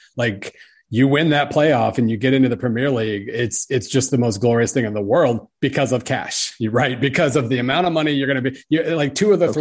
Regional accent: Oklahoma, United States; I grew up in Oklahoma

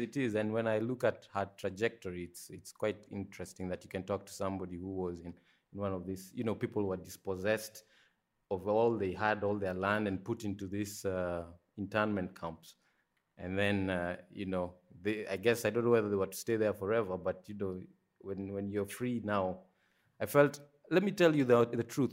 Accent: Nairobi, Kenya; I was born in Kenya, Nairobi, so that's, you know, that's where I spent the first, uh, maybe twenty-three years of my life

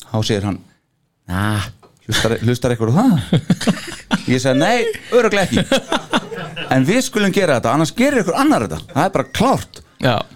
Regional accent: Akureyri, Northeastern Region, Iceland; ég náttúrulega kem frá Akureyri

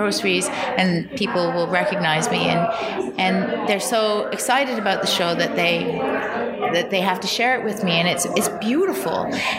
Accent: Canada; as a Canadian artist.

